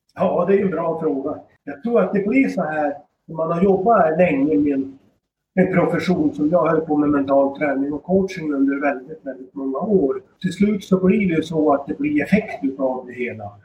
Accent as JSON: {"language": "Swedish", "town": "Styrnäs", "region": "Västernorrland County", "country": "Sweden", "tie": "born or raised there", "said": "I den bygd jag växte upp i Styrnäs"}